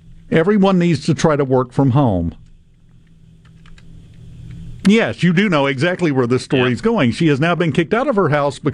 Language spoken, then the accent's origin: English; Mississippi, United States; I'm just from Mississippi